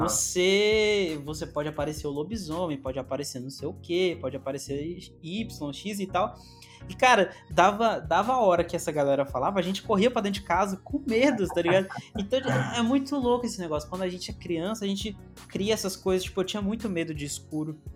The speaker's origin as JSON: {"language": "Portuguese", "region": "Minas Gerais", "country": "Brazil", "also_born_or_lived": "Northeast Brazil", "said": "apesar de ser de Minas, às vezes eu falo umas coisas que não, não tem nada a ver com o sotaque daqui"}